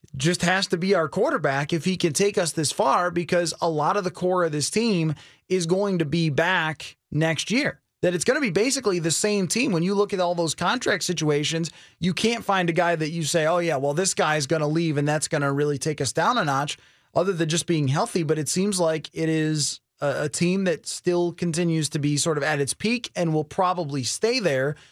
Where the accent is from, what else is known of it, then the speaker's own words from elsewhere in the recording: New York, United States; moved away; I grew up back in New York in a town that looks like Wisconsin